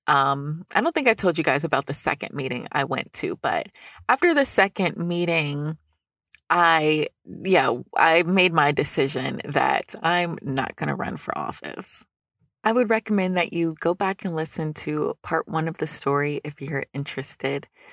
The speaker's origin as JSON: {"language": "English", "town": "Newnan", "region": "Georgia", "country": "United States", "tie": "born or raised there", "said": "This is a city-funded organization in my hometown of Noonan, Georgia"}